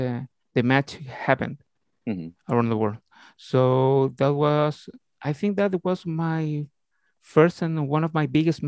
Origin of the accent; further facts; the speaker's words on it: Talagante, Santiago Metropolitan Region, Chile; English is a second language; I'm from Talagante, Chile. It's a little town all over Santiago de Chile. I have 34 years old.